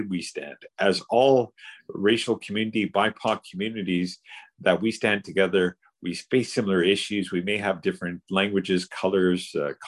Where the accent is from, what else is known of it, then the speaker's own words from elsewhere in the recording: Canada; We may look not like your blonde hair, blue eyed perception of what people think a Canadian is, but we are Canadian. We love the country, and to appreciate our accent, our color, our language, to appreciate it and also be Canadian.